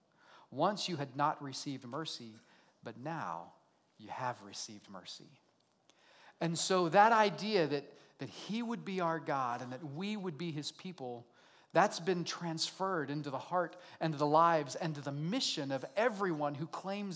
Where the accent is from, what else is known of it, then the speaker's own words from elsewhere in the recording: Oklahoma, United States; accent: redneck; I'm an American, I'm a redneck, I grew up right here in Oklahoma, right? I speak redneck really well.